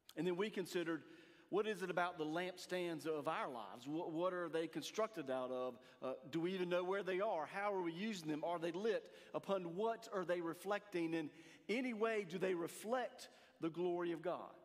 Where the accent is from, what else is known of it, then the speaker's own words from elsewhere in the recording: Eastern North Carolina, United States; Growing up in Eastern North Carolina